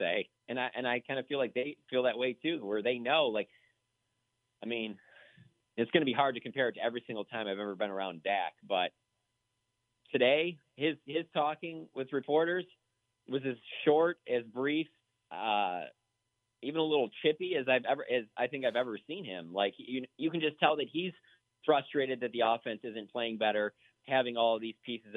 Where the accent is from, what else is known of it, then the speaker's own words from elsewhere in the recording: Michigan, United States; moved away as an adult; now in Dallas, United States; growing up in Michigan